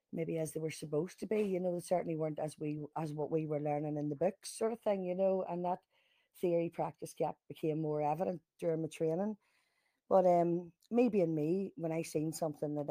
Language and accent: English; Lurgan, Northern Ireland, United Kingdom; I'm from Lurgan in the north